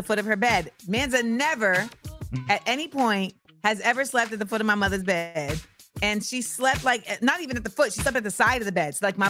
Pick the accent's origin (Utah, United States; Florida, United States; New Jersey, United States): Florida, United States; also born or lived in New York; now in Los Angeles, United States; I'm from Florida